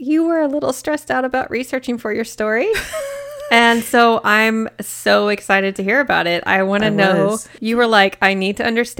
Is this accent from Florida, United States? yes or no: no; Kansas City, Missouri, United States; I was born in Kansas City, Missouri, and it's on the edge.